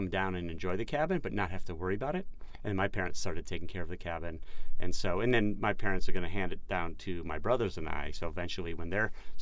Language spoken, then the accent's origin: English; Chicago, Illinois, United States; I grew up outside of Chicago.